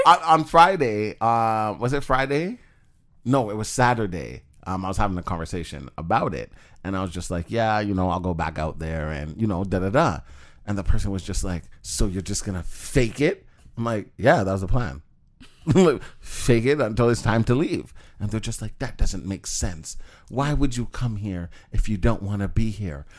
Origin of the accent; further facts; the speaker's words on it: Jamaica; moved away; Jamaica. I was born there. My mom's from there. I'm Jamaican.